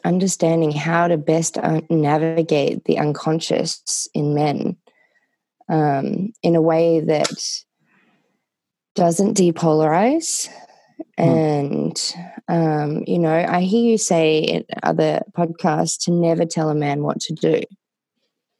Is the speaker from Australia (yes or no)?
yes; Australia; now in Nevada City, United States; I am Australian.